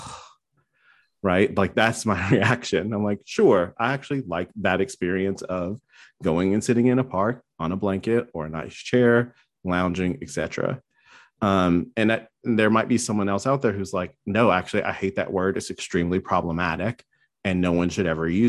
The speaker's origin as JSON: {"language": "English", "region": "North Carolina", "country": "United States", "tie": "born or raised there", "said": "I grew up in North Carolina in the middle of nowhere"}